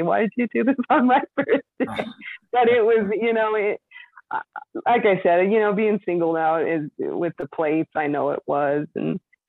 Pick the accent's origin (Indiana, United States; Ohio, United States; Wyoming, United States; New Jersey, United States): Wyoming, United States; Wright; moved away as an adult; one of my other girlfriends that I grew up with in Wright